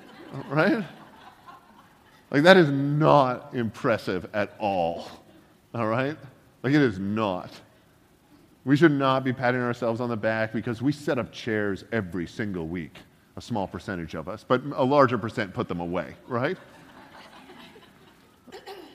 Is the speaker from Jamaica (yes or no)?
no; Canada; I'm Canadian